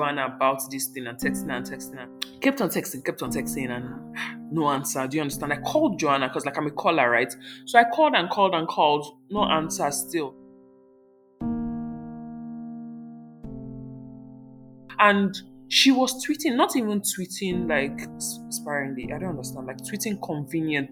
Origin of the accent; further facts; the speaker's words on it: Port Harcourt, Rivers State, Nigeria; I'm from Port Harcourt